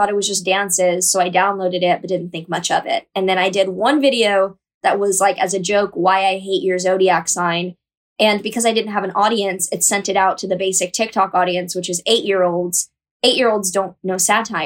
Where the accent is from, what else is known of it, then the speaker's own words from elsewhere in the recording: Texas, United States; moved away as an adult; also born or lived in New York; conservative community I grew up in Texas